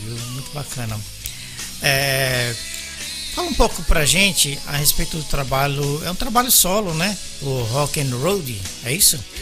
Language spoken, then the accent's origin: Portuguese; São Paulo, Brazil; moved away; also born or lived in Belo Horizonte; Eu sou paulista da, da Zona Leste